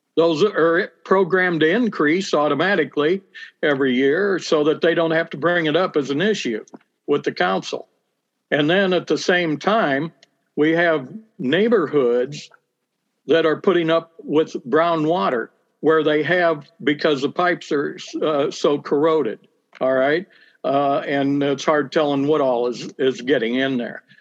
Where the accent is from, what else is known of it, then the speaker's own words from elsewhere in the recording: Bloomington, Illinois, United States; I am uh, born and raised in Bloomington Normal. Uh, spent my uh, my whole life here